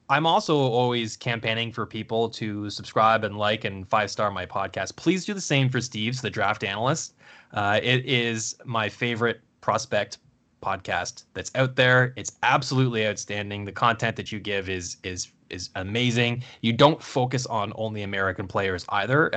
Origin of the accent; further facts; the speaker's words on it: Canada; as a Canadian and, um, an unabashed Canada fan